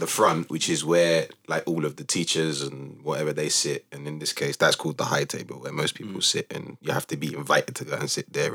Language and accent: English; London, United Kingdom; also born or lived in Cambridge; I was born and raised in Newham